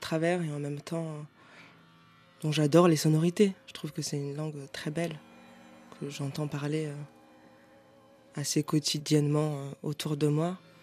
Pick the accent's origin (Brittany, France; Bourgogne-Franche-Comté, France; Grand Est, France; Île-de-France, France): Île-de-France, France; Paris; je suis parisienne